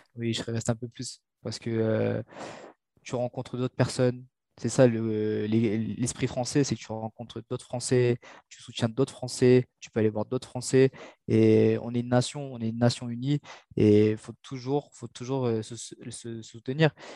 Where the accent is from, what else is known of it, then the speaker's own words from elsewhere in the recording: Mauritius; now in France; je suis originaire de Maurice, tu vois. Il fait chaud à l'île Maurice